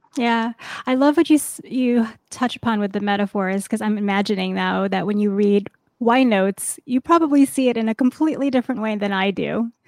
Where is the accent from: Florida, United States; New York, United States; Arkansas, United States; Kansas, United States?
New York, United States; New York City; New York, my hometown